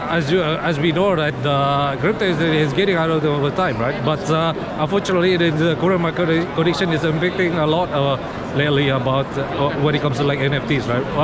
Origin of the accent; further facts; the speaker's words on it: Indonesia; I'm crypto YouTuber from Indonesia.